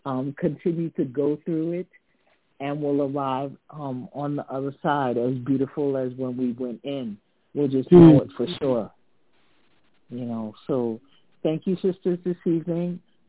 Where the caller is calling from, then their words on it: British Virgin Islands; I'm calling you from the British Virgin Islands.